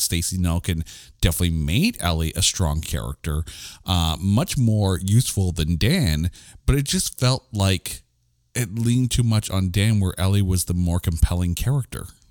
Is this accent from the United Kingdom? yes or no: no; Canada; I'm Canadian